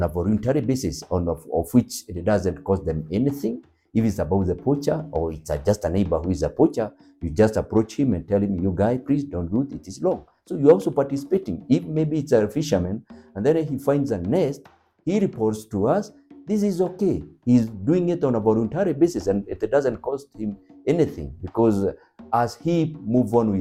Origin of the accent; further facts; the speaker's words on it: Lake Ol Bolossat, Nyandarua County, Kenya; I was raised near Lake Ol Bolossat